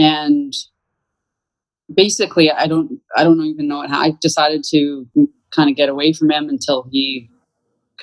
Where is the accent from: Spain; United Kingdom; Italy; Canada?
Canada; moved away as an adult; now in United States; I was born and raised in Canada